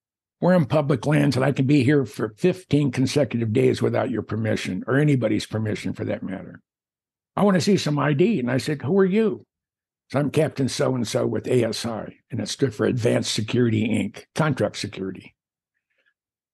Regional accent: Lake Mille Lacs, Minnesota, United States; I grew up on Lake Mille Lacs in the central part of the state

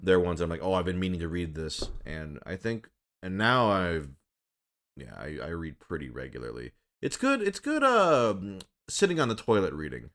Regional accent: Minnesota and Michigan, Midwest, United States; now in Los Angeles, United States; I grew up in Minnesota and Michigan.

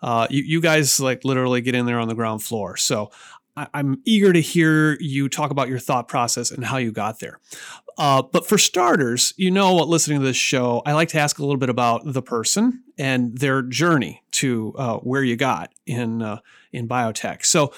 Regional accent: Seattle, Washington, United States; my hometown of Seattle.

